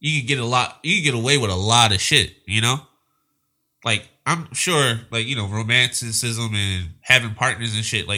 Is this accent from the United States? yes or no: yes; Philadelphia, Pennsylvania, United States; now in Los Angeles, United States; We're both from Philadelphia.